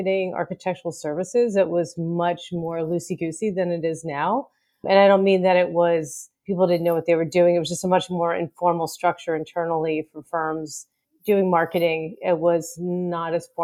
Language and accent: English; Pittsburgh, Pennsylvania, United States; I grew up in Pittsburgh